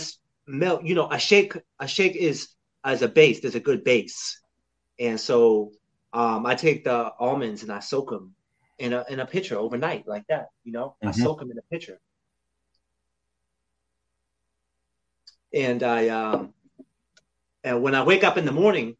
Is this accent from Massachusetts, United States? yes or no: yes; Lowell, Massachusetts, United States; now in North Carolina, United States; I was born in Lowell, Massachusetts